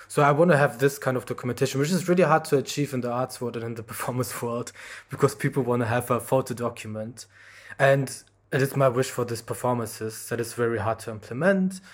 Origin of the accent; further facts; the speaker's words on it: Germany; I grew up in Germany